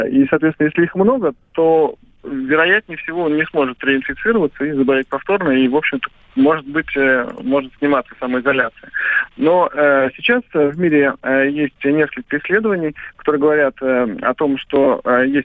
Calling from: Tver, Tver Oblast, Russia; Я вот звоню из Твери вам.

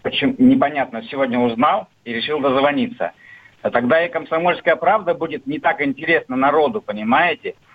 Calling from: Krasnoyarsk, Krasnoyarsk Krai, Russia; Здравствуйте … я из Красноярска.

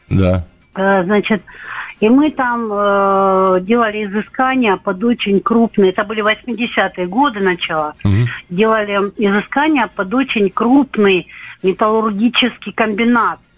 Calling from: Stavropol, Stavropol Krai, Russia; Я звоню из Ставрополя.

